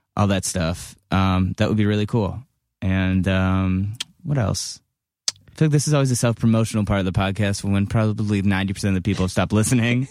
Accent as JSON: {"language": "English", "town": "Cleveland", "region": "Ohio", "country": "United States", "said": "I'm from Cleveland"}